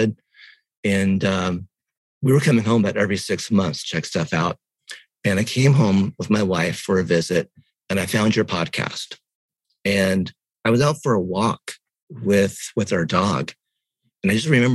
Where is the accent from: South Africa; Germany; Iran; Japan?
Japan; moved away; also born or lived in Chiang Mai, Thailand; I was born in Japan